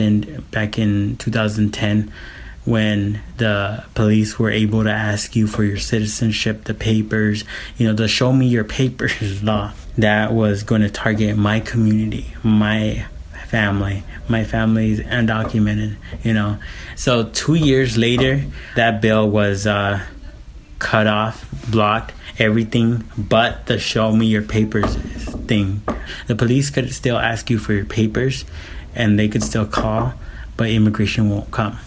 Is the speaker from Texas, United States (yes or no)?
no; Phoenix, Arizona, United States; also born or lived in Guadalajara, Mexico; I came here when I was 4 years old, 1986